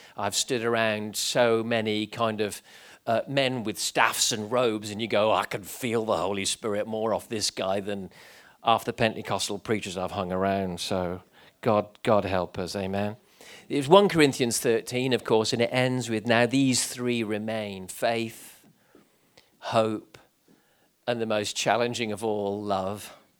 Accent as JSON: {"language": "English", "country": "Gibraltar", "tie": "born or raised there", "said": "growing up in Gibraltar"}